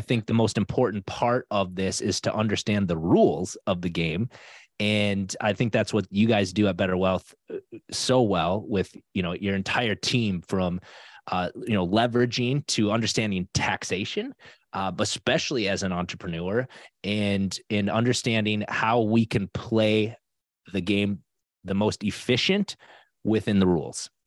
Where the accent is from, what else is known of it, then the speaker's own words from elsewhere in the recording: South Dakota, United States; now in Minnesota, United States; I grew up in South Dakota